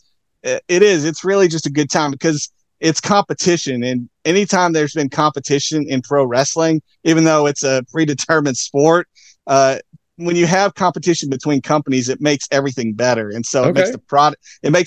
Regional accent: Tennessee, United States; moved away as an adult; also born or lived in Seattle / Kansas City; I'm originally from Tennessee. That's where I grew up, born and raised.

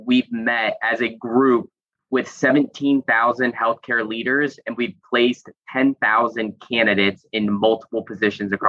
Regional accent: Northeast Ohio, United States; I am from Northeast Ohio

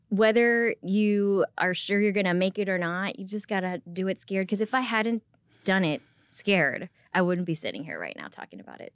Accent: Rockford, Illinois, United States; English is a second language; now in Frisco, United States; I grew up in Rockford, Illinois

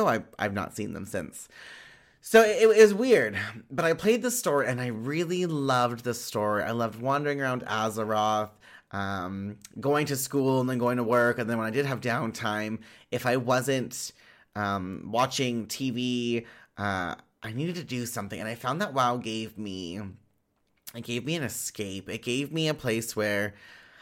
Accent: Winnipeg, Manitoba, Canada; I'm from Winnipeg, Manitoba.

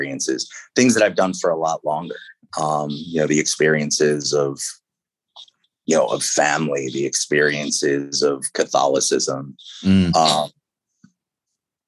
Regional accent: Baltimore, Maryland, United States; moved away; the need to get out of Baltimore

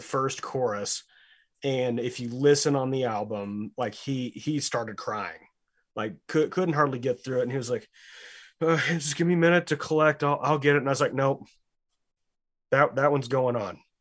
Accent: Lubbock, Texas, United States; My house is twenty blocks that way.

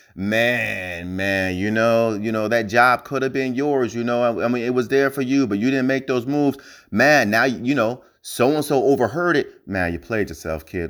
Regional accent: New Jersey, United States; now in Hawaii, United States; I'm from New Jersey, right? Even though I live in Hawaii now

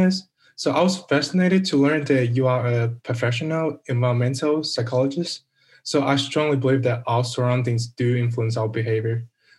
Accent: New York City, New York, United States; I'm from Brooklyn, New York.

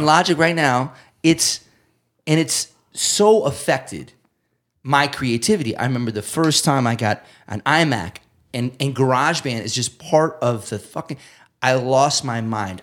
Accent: south of Amherst, Massachusetts, United States; I grew up fifteen minutes south of Amherst

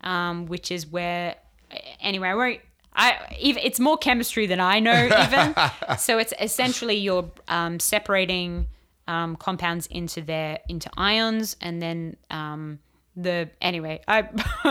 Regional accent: United States; But I'm from America would fly.

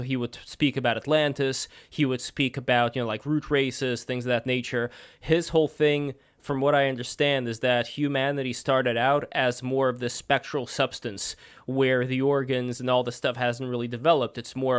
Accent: Saint Petersburg, Russia; I'm also an immigrant. I'm originally from St. Petersburg, Russia, and I'm part Russian from my dad's side, part Jewish from my mom's side.

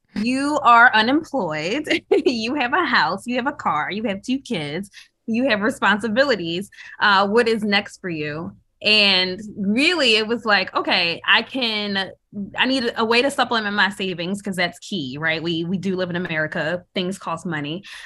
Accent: Philadelphia, Pennsylvania, United States; living in a city growing up in Philadelphia

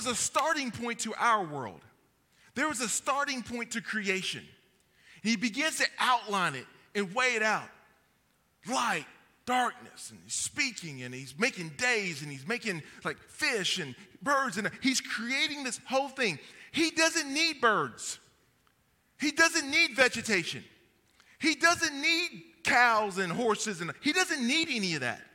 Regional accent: Kentucky, United States; I'm from Kentucky

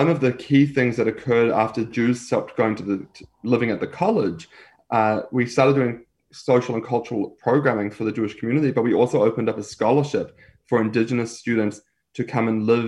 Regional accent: New Zealand; moved away as an adult; now in Australia; growing up in New Zealand, I saw Maori people or Polynesian people

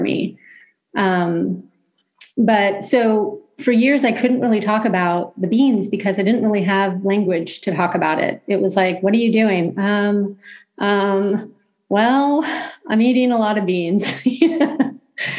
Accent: California, United States; being a Californian

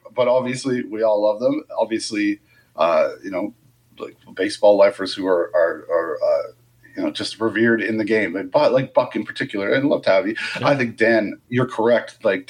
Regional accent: Canada; I think a lot of fans are like, it's October and we're from Canada.

